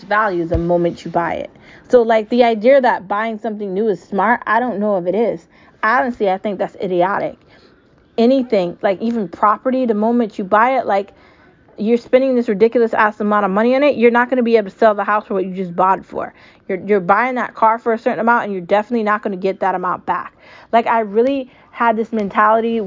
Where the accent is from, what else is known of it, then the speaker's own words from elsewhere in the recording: United States; I'm American. I can say whatever I want about it. I've lived here my entire life